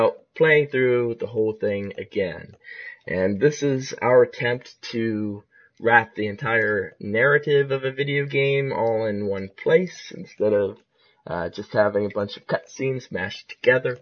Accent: Ohio, United States; also born or lived in Pensacola, Florida; I'm an Ohio native. Well, I was born in Florida, but not there anymore

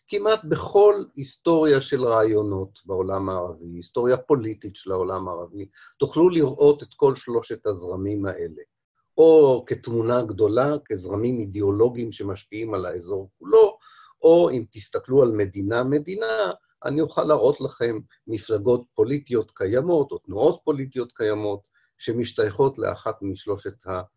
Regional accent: Israel

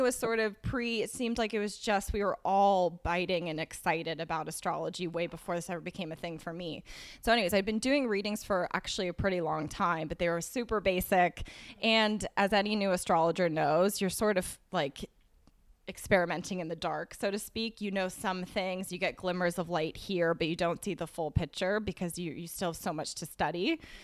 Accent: Berkeley, California, United States; moved away as an adult; also born or lived in New York City; I'm from California, from Berkeley, and I moved to New York City the day after I graduated

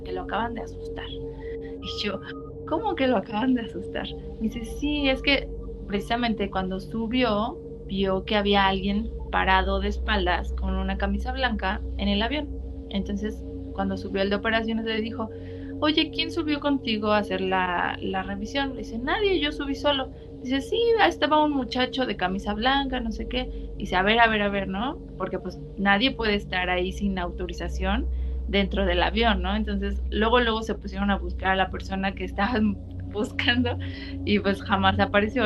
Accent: Cuautla, Morelos, Mexico; yo cuando era niña vivíamos en Cuautla, era una zona semi rural

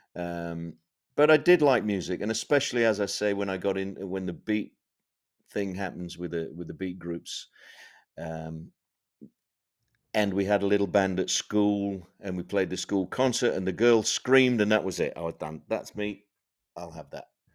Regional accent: Sheffield, Yorkshire and the Humber, United Kingdom; I grew up in Sheffield in the north of England

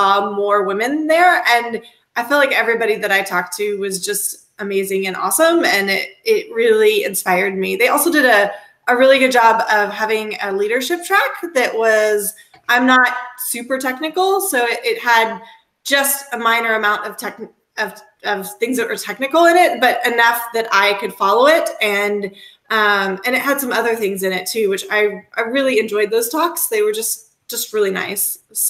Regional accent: Texas, United States; I'm from Texas

